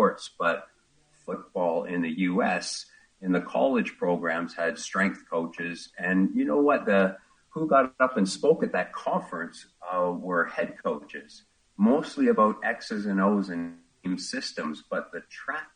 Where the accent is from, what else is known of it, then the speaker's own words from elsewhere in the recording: Ontario, Canada; moved away as an adult; I grew up in Ontario, small town